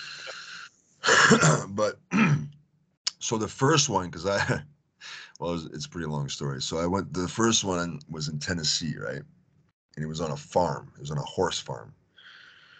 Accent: Canada; also born or lived in Houston, Texas / Japan; I'm from Canada.

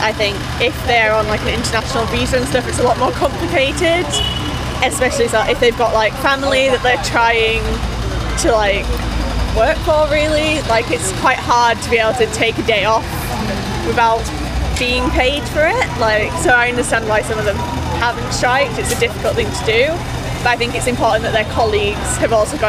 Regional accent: Yorkshire and the Humber, United Kingdom; I think for me, like, I'm from Yorkshire, I'm a woman, yeah

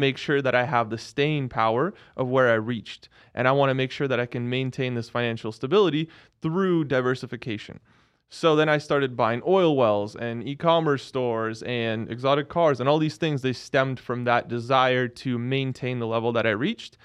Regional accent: Seattle, Washington, United States; I grew up in Seattle.

